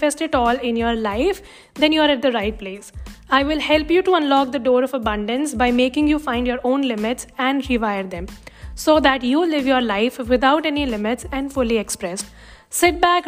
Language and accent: English; South India, India; now in Jammu, India; being born and brought up in South India